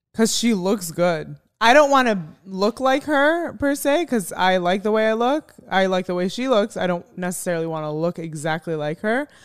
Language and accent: English; Chicago, Illinois, United States; moved away; also born or lived in Arizona; I'm from Chicago